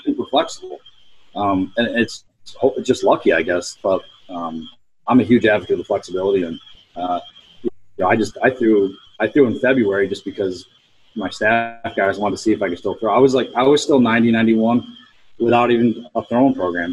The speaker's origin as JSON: {"language": "English", "region": "Pennsylvania", "country": "United States", "said": "my home state in Altoona"}